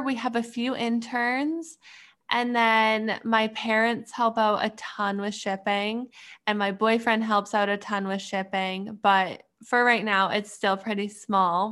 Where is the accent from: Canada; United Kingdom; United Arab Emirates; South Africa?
Canada; moved away as an adult; now in Pittsburgh, United States; I'm from, originally from Canada, but right now I'm going to school in Pittsburgh.